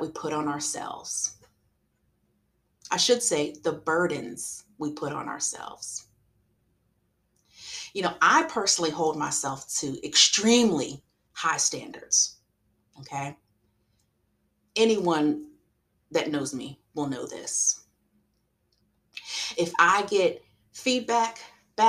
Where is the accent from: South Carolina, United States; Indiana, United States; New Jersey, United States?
South Carolina, United States; I'm from South Carolina